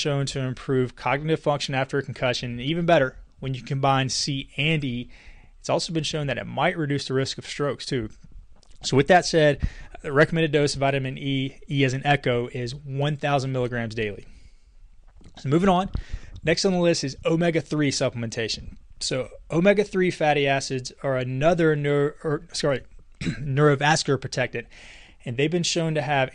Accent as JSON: {"language": "English", "area": "Casey", "region": "South Carolina", "country": "United States", "tie": "born or raised there", "said": "my hometown in Casey, South Carolina"}